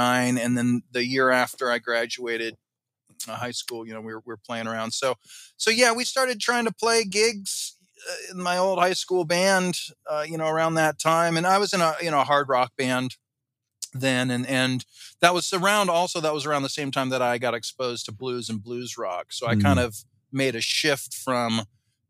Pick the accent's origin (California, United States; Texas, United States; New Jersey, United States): California, United States; Southern; also born or lived in Boston; I grew up in Southern California